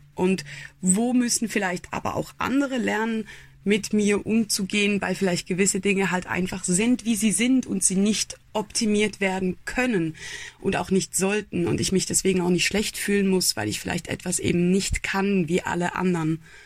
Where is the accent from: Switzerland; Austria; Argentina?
Switzerland; ich bin eine Schweizerin, ich bin 28 Jahre alt